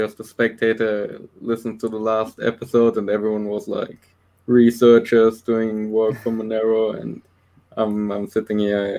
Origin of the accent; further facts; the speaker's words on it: Germany; I'm from Germany.